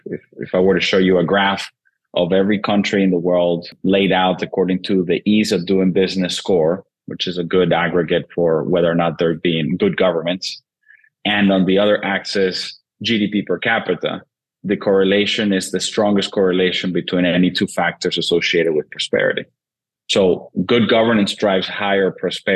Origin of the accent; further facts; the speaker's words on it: Venezuela; moved away; born and raised in Venezuela originally